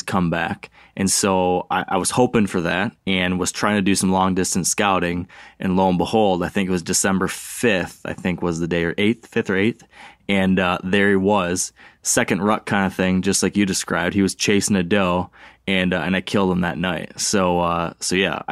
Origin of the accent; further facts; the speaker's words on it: Michigan, United States; Here in my home state.